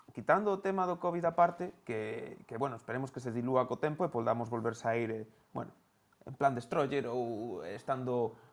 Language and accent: Galician; Santiago de Compostela, Galicia, Spain; nós que somos de Santiago